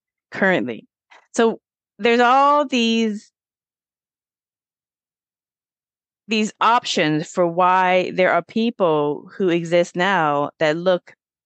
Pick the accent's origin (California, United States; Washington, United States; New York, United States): Washington, United States; Auburn; I grew up in Auburn, Washington